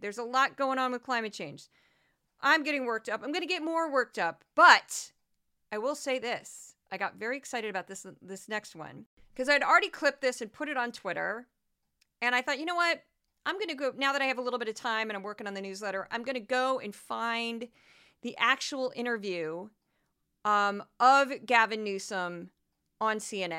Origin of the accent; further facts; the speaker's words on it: Missouri, United States; I'm from Missouri